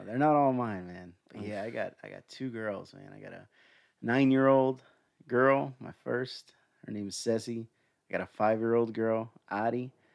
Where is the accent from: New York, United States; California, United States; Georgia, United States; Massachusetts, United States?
Georgia, United States; Smyrna; born or raised there; also born or lived in Atlanta, Georgia